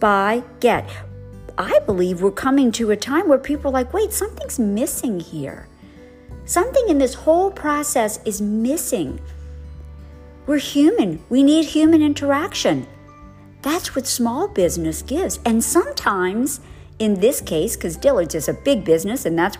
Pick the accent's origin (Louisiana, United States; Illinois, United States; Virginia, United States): Louisiana, United States; New Orleans; I'm from New Orleans. I live in the suburbs of New Orleans.